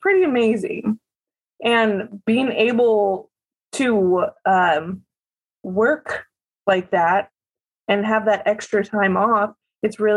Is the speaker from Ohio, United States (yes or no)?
no; Salem, Oregon, United States; I live in Salem, Oregon. I was born and raised here.